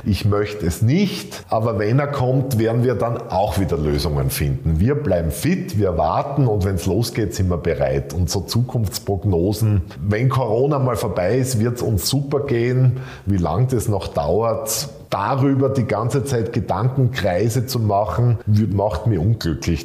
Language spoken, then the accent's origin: German; Graz, Styria, Austria; in Graz äh, spazieren zu gehen in meiner Heimatstadt